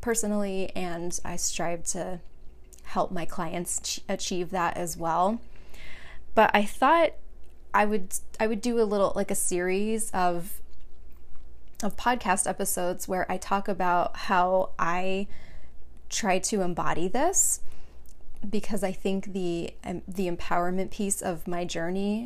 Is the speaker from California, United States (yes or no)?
yes; Long Beach, California, United States; moved away as an adult; now in Phoenix, United States; I was born and raised in California, Southern California, Long Beach in particular